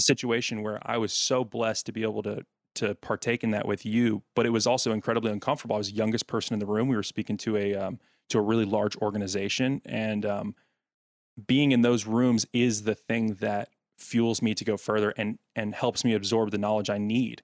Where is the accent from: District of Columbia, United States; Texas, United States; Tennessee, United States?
Tennessee, United States; Smyrna; now in Nashville, United States; the Smyrna Laverne area in Rutherford County in Tennessee, that's where I grew up